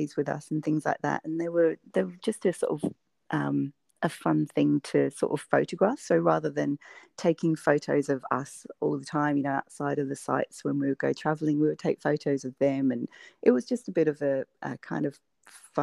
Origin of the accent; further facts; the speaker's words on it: United Kingdom; moved away as an adult; now in Australia; you might be able to tell from my weird accent that I'm originally from the UK, and okay. I moved to Australia about 10 years ago